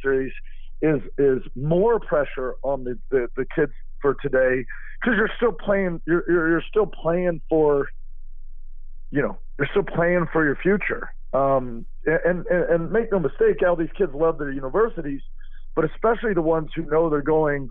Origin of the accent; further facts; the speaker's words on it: Austin, Texas, United States; Growing up in Austin, I was James Street's son.